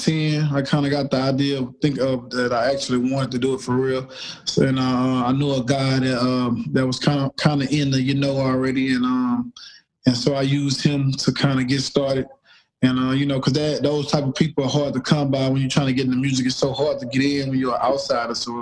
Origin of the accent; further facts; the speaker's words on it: Houston, Texas, United States; I'm from Houston